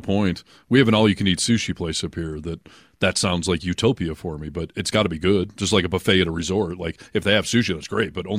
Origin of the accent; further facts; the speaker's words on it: Michigan, United States; moved away; growing up in Michigan